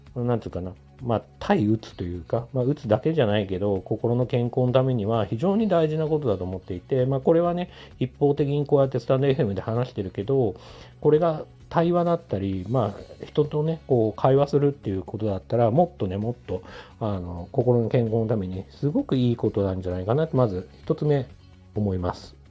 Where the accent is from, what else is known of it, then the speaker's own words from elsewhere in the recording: Tokyo, Japan; 地元が東京のまあ、結構中心部分